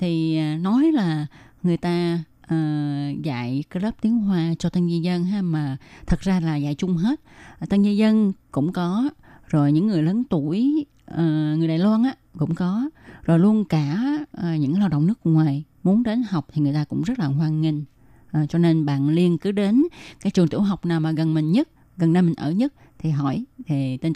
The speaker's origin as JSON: {"language": "Vietnamese", "country": "Vietnam", "moved": "yes", "lives_now": "Taiwan", "said": "À, mình thì ở Việt Nam mình đã học rồi. À, cho nên ờ, qua đây á, qua đây thì uh, như các bạn biết là ở Việt Nam ha"}